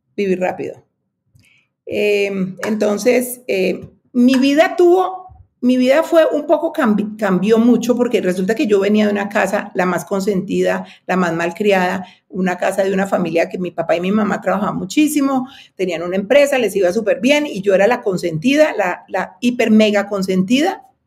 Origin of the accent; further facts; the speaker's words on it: Cali, Valle del Cauca, Colombia; also born or lived in United States; now in Bogotá, Colombia; yo nací en Cali, pero me vine a estudiar en Bogotá y me quedé en Bogotá.